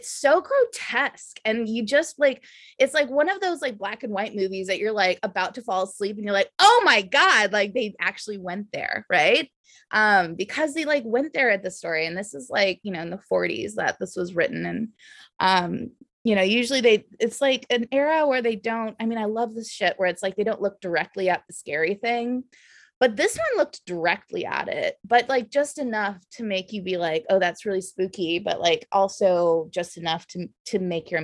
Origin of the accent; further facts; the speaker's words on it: the South, United States; accent: Valley girl; moved away as an adult; also born or lived in Austin, Texas; now in San Francisco, United States; growing up in the South